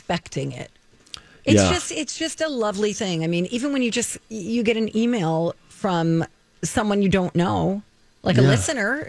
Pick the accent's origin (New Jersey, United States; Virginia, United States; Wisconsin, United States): New Jersey, United States; moved away; I'm from Jersey